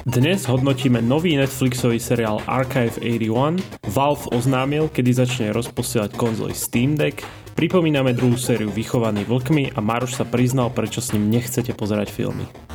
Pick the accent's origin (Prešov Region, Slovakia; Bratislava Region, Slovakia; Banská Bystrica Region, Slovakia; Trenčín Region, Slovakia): Banská Bystrica Region, Slovakia; Banská Bystrica; doma v Banskej Bystrici